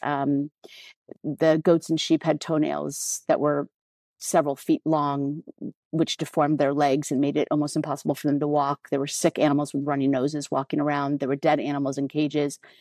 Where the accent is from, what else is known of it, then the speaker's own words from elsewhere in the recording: United States; I'm American